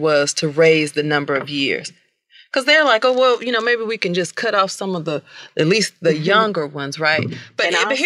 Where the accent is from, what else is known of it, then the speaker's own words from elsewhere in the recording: Houston, Texas, United States; I'm from Southport